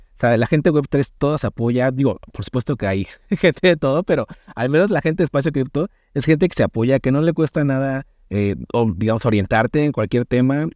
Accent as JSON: {"language": "Spanish", "country": "Mexico", "said": "soy el único mexicano que está dentro de esos, del equipo"}